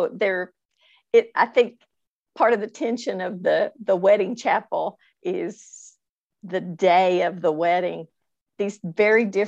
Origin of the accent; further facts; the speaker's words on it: Paducah, Kentucky, United States; moved away as an adult; also born or lived in Louisville, Kentucky; now in Lexington, United States; came back to my hometown of Paducah